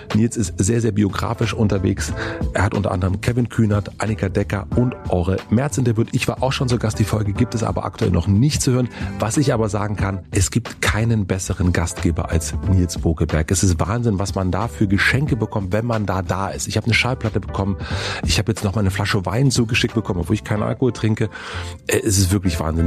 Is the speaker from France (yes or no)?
no; East Germany, Germany; ich bin in Ostdeutschland aufgewachsen